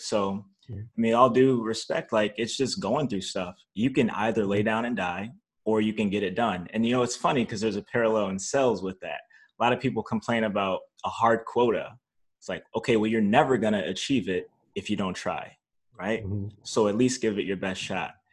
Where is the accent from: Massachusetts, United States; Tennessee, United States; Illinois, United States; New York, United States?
Illinois, United States; North Chicago; also born or lived in Zion, Illinois; I grew up in North Chicago, Illinois, um, Zion, Illinois